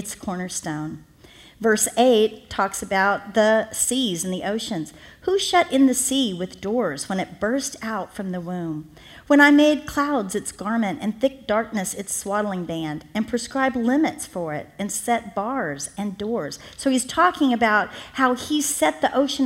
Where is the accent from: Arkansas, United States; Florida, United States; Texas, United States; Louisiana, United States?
Florida, United States; Miami; I'm from Miami, Florida